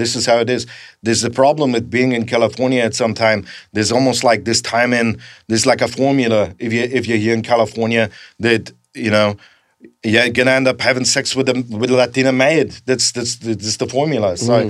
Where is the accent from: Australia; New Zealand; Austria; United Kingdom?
Austria; Graz, Styria; So ever since I grew up in Graz, Austria, you know, this is what you do.